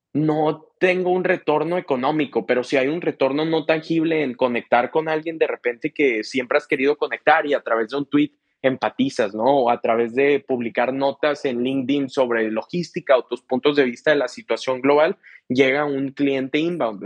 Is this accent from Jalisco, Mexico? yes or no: no; Monterrey, Nuevo León, Mexico; yo soy de México, ¿no? De Monterrey específicamente